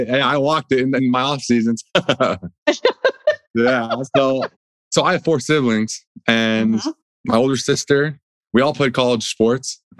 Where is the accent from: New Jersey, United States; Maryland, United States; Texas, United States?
New Jersey, United States; born there; And then I was born out there in New Jersey